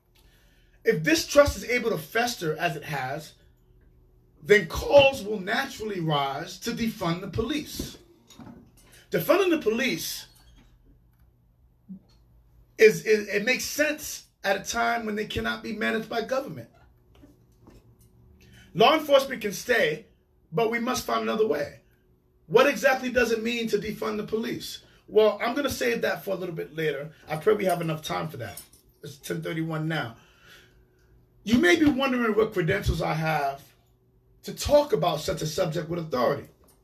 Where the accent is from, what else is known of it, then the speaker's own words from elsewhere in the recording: New York City, New York, United States; moved away as an adult; now in Hartford, United States; I grew up in New York City housing projects